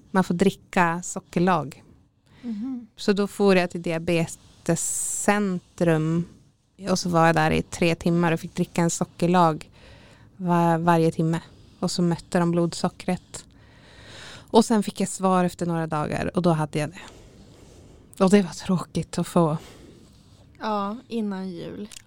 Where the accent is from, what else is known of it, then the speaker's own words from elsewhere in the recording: Täfte, Västerbotten County, Sweden; Så att det, ja, jag kommer jätten från Täfte liksom.